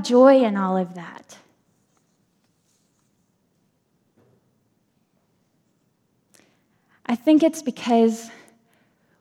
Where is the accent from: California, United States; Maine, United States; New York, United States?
Maine, United States; I'm from Maine